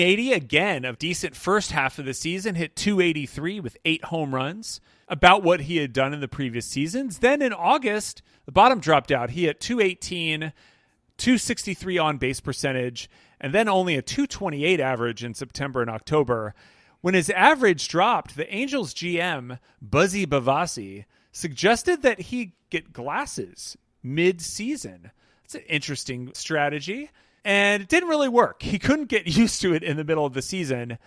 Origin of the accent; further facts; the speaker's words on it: Wichita, Kansas, United States; I grew up in Wichita, is that my Dad got a job for Pizza Hut's corporate headquarters, which used to be in Wichita, Kansas